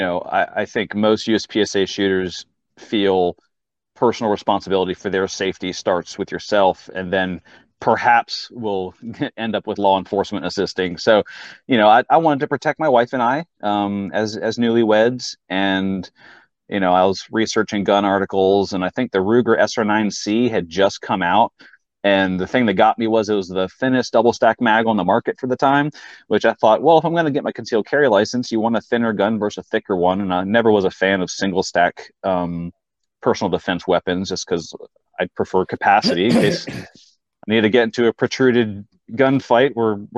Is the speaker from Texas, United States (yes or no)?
yes; Fort Worth, Texas, United States; moved away as an adult; also born or lived in Charlottesville, Virginia; now in Virginia, United States; I was born in Charlottesville, but grew up in Fort Worth, Texas, fourth grade through high school.